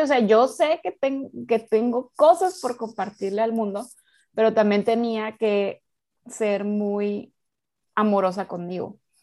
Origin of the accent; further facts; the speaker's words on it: Mazatlán, Sinaloa, Mexico; yo soy de Mazatlán, Sinaloa